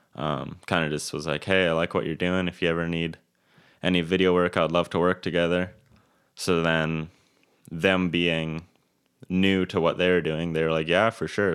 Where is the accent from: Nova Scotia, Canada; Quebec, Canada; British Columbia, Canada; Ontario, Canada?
British Columbia, Canada; Kelowna; I was born and raised in Kelowna.